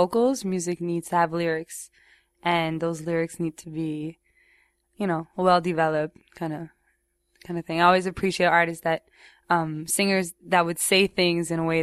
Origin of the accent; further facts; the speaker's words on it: Montreal, Quebec, Canada; I grew up in Roxborough, which is the west side of the island, because Montreal is an island. So it's the west side, very English kind of neighborhood